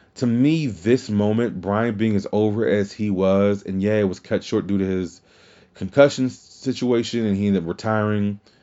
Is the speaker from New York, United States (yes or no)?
no; Louisiana, United States; my home state that they were going in Louisiana